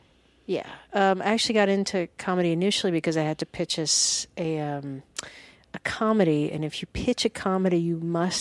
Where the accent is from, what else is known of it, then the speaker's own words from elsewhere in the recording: Alabama, United States; also born or lived in Georgia; No, I'm from Alabama and Georgia.